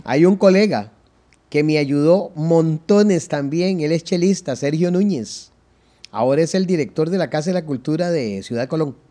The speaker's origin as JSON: {"language": "Spanish", "region": "San José", "country": "Costa Rica", "tie": "born or raised there", "also_born_or_lived": "Zapote", "said": "yo nací en la maternidad Carid y los primeros once meses los viví en barrio Cristo Rey"}